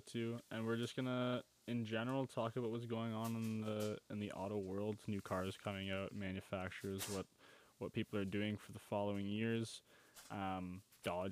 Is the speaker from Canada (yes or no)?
yes; Canada